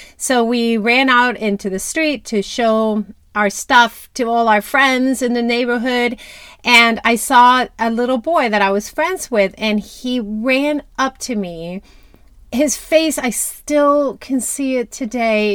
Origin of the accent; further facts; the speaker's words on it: Dominican Republic; moved away; I grew up in Dominican Republic.